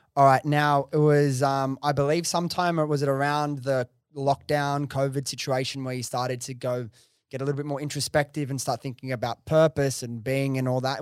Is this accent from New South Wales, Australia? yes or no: yes; Sydney, New South Wales, Australia; I grew up in Western Sydney, which is, like, very multicultural.